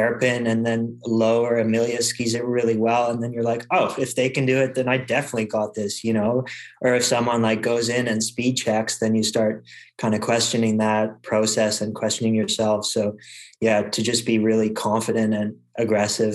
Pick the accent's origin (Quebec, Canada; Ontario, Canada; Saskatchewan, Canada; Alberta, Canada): Quebec, Canada; I grew up racing in Quebec